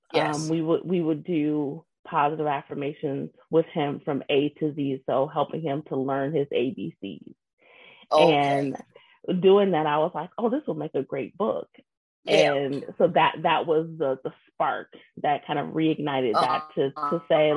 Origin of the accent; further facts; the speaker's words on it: Zion, Illinois, United States; now in Wisconsin, United States; I'm originally from Zion, Illinois